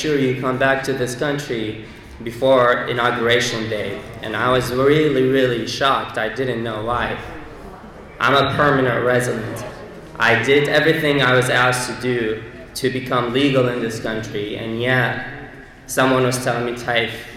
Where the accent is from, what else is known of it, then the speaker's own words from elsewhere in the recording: Baghdad, Baghdad Governorate, Iraq; moved away as an adult; now in United States; I'm originally from Baghdad, Iraq. I arrived in this country in 2008 as a student